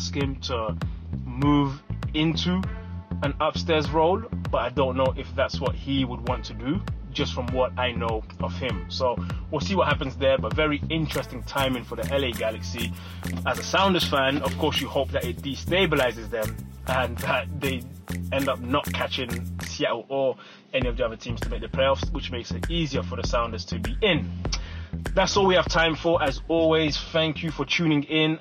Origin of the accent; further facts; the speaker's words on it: London, United Kingdom; moved away as an adult; also born or lived in Democratic Republic of the Congo; now in United States; I was born in the Congo, I grew up in London, England, and I lived now over 10 years in the United States